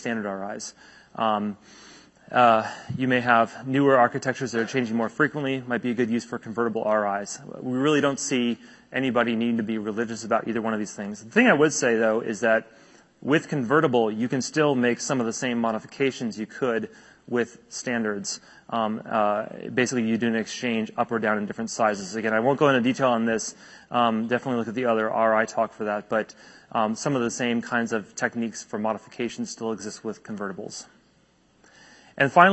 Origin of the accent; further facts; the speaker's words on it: United States; As an American